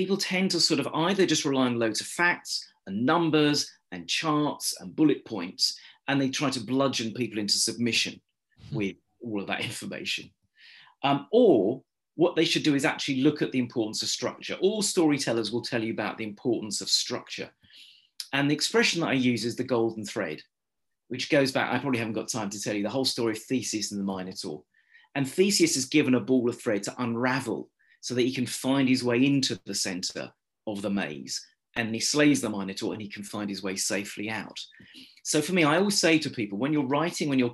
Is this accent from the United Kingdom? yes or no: yes; United Kingdom; I'm British